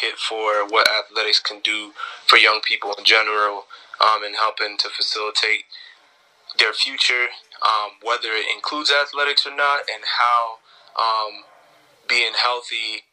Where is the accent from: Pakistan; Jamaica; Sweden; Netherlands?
Jamaica; now in Tampa, United States; I'm originally from Jamaica